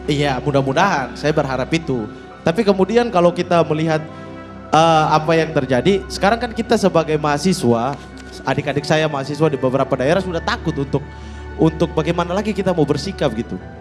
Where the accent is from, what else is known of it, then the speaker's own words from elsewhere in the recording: Fakfak, West Papua, Indonesia; moved away; saya dari Fakfak